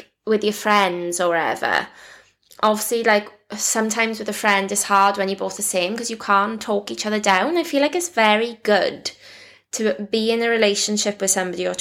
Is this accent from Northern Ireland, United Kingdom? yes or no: no; Wales, United Kingdom; I'm Welsh